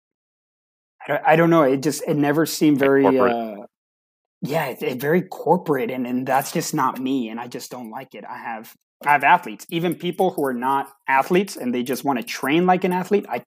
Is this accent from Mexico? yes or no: no; Colombia; now in Dallas-Fort Worth, United States; I was born in Colombia